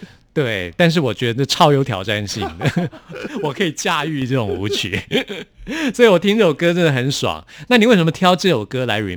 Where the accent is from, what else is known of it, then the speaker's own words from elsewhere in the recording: Taipei, Taiwan; 所以我我是真的在台北出生长大的。